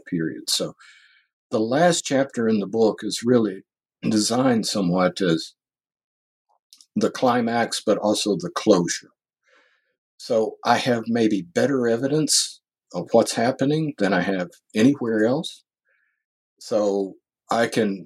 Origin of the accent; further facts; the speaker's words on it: Paducah, Kentucky, United States; moved away; my hometown, Paducah, Kentucky